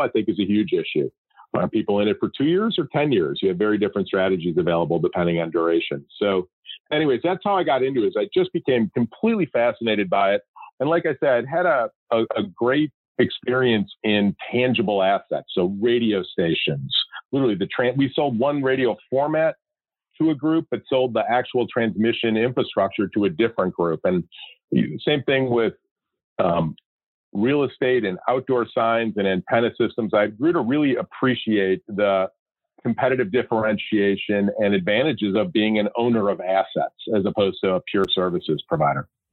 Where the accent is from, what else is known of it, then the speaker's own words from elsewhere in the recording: Chicago, Illinois, United States; moved away as an adult; now in Scottsdale, United States; I grew up, born and raised in Chicago